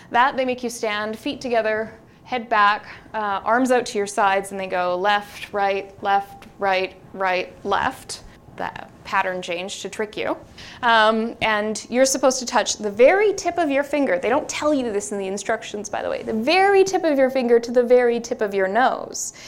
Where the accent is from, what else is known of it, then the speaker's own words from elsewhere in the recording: Vancouver, British Columbia, Canada; I'm from Vancouver.